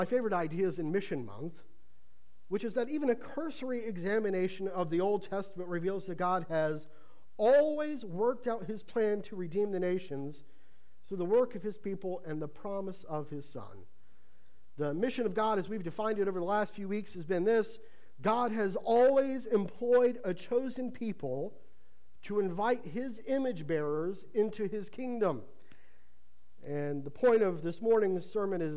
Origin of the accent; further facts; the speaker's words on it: Ohio, United States; moved away; Growing up in Ohio